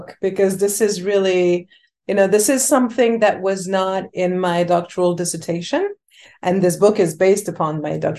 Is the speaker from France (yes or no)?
yes; Paris, Île-de-France, France; also born or lived in Senegal (ancestry); now in Chicago, United States; I grew up in Paris, right? I'm a French woman of Senegalese descent